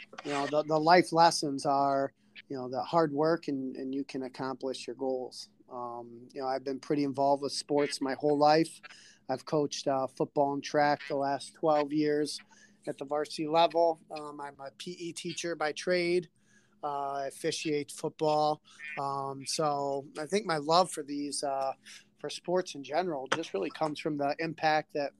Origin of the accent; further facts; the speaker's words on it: Mayville, United States; I graduated from Mayville